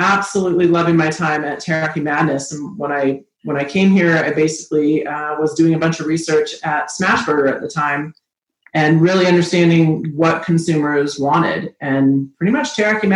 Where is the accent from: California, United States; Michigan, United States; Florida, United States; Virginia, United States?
California, United States; moved away as an adult; also born or lived in Boulder, Colorado; now in Denver, United States; I grew up in California